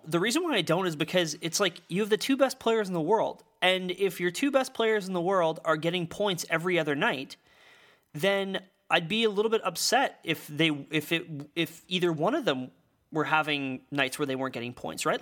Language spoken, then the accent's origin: English; Saskatchewan, Canada; moved away; I'm from Saskatchewan